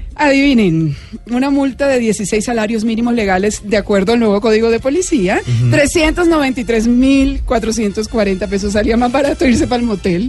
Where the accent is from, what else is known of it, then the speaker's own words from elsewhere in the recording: Valledupar, Cesar, Colombia; yo nací en Valledupar y a mí me bañaron desde chiquito en el río